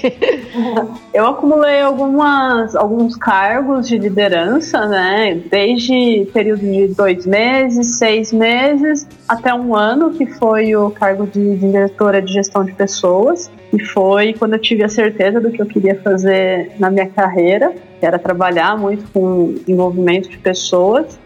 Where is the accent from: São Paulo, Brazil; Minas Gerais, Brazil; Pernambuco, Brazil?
São Paulo, Brazil; Ribeirão Preto; Ribeirão, de onde eu sou, no interior de São Paulo